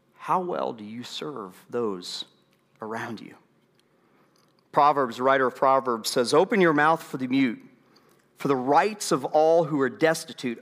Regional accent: United States; We, as American citizens

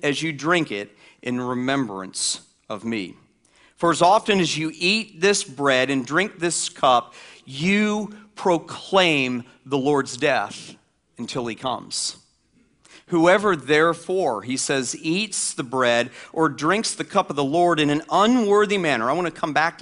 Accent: the South, United States; I grew up in the South

